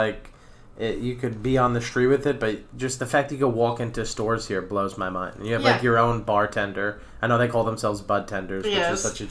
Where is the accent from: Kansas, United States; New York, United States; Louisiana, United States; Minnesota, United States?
New York, United States; New York City; also born or lived in New Jersey; I grew up in New York.